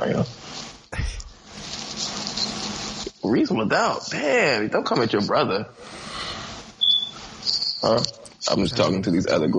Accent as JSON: {"language": "English", "town": "Capitol Heights", "region": "Maryland", "country": "United States", "also_born_or_lived": "Kentland, Maryland", "said": "I'm from Cap Heights"}